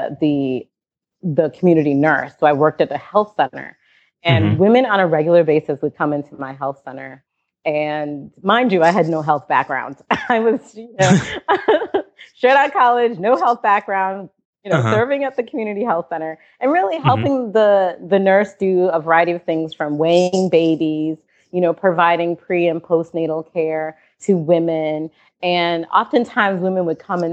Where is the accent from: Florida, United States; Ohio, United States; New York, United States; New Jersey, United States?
New York, United States; Syracuse; also born or lived in Mali; now in Washington, D.C., United States; I grew up in upstate New York